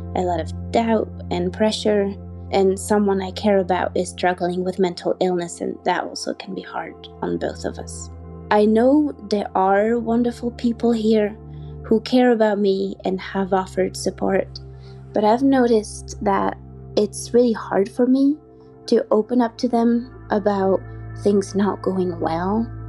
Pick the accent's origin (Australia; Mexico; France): France; moved away as an adult; now in Colorado, United States; I'm originally from France